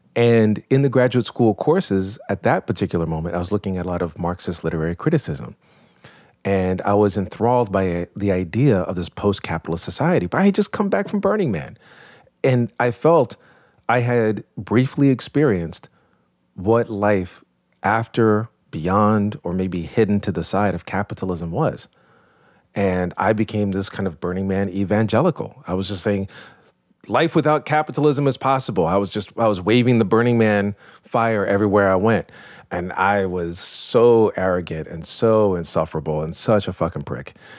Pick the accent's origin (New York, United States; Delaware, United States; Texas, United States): New York, United States; I was born in New York